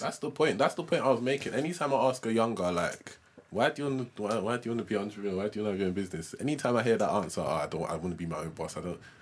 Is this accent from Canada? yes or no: no; London, United Kingdom; we both grew up in London